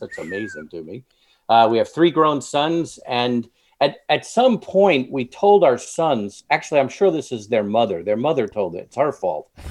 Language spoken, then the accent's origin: English; Long Island, New York, United States; moved away; I'm originally from New York, Long Island, suburbs of New York City